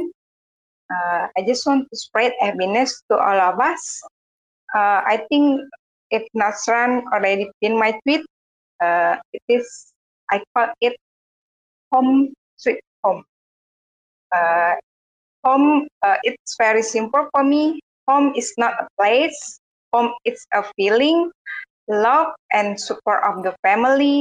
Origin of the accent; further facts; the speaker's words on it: Indonesia; I am from Indonesia.